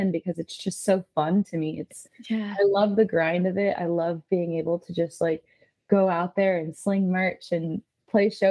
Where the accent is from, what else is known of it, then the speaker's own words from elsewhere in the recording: Pennsylvania, United States; moved away; I grew up in Pennsylvania